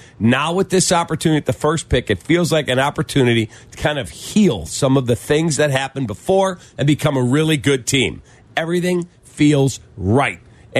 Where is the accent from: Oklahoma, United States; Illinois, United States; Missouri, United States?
Illinois, United States; Chicago